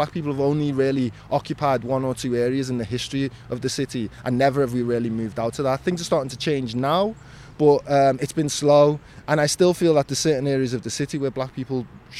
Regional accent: Liverpool, North West England, United Kingdom; how can you tell me what a quintessential Scouser looks like? I'm as Scouser as anybody else. This is a city of immigrants.

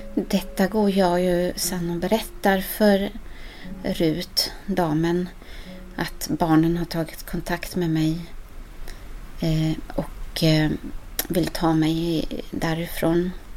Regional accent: Sweden; also born or lived in Ecuador; Jag ville vara så svensk som jag bara kunde få bli

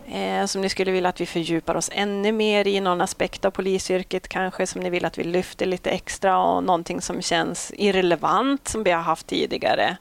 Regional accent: Malå, Västerbotten County, Sweden; Jag är ju från Västerbottens inland, en eh, superliten kommun mm. Eh, som heter Malå

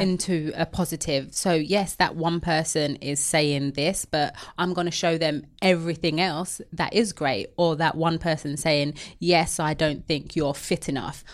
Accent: London, United Kingdom; I know I've got an accent. I'm from the East End of London. Very proud of it.

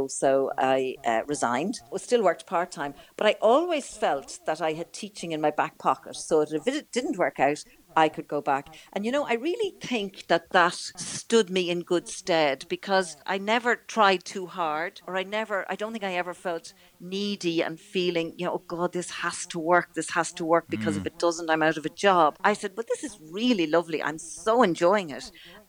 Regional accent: Ireland; the way we are as Irish people with others.

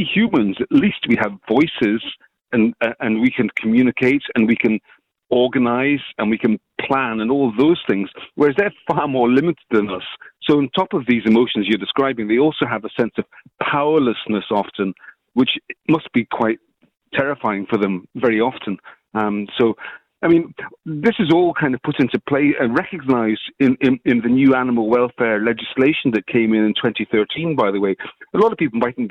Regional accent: Scotland, United Kingdom; moved away as an adult; now in Ireland; I'm from Scotland originally, but I've been living in Ireland for 30 years

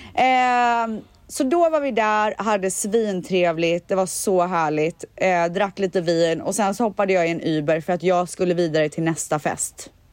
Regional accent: Borås, Västra Götaland, Sweden; jag är ju från Borås och där säger man stuga

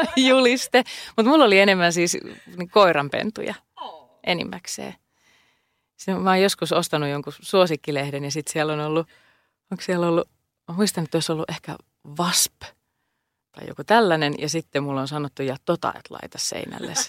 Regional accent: Helsinki, Uusimaa, Finland; Mä oon Pohjois-Helsingistä kotosin

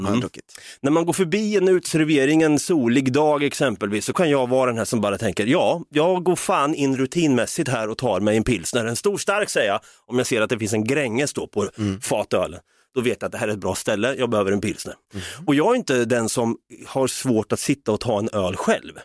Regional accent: Norrköping, Östergötland, Sweden; jag hade många chilenska vänner i alla fall som jag växte upp med i Norrköping

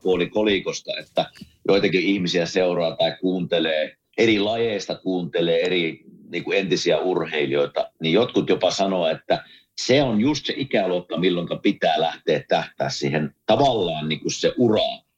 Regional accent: Kuopio, North Savo, Finland; minä kasvoin Kuopiossa

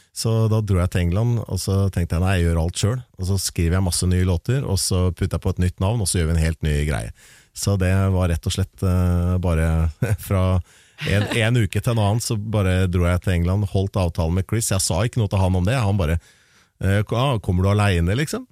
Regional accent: Larvik, Vestfold, Norway; en lokal vinylklubb hjemme i Larvik

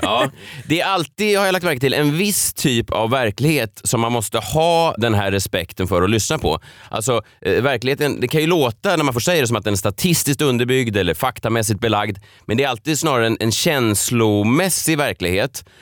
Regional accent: Stockholm, Stockholm County, Sweden; born or raised there

